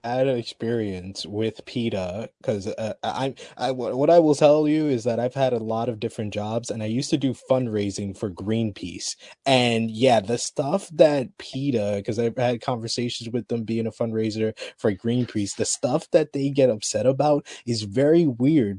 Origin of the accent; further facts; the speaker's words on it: New York, United States; I'm from New York